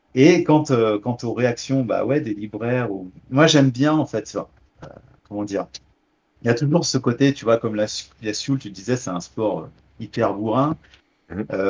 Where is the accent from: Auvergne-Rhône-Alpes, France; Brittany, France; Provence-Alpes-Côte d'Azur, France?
Auvergne-Rhône-Alpes, France; Beaujolais, near Lyon; je suis un, petit campagnard, hein. je viens euh, du Beaujolais euh, à côté de Lyon, euh, les champs, les vignes